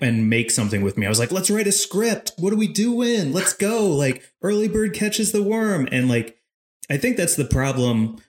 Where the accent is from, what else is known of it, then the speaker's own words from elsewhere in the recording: St. Louis, Missouri, United States; I'm from St. Louis, Missouri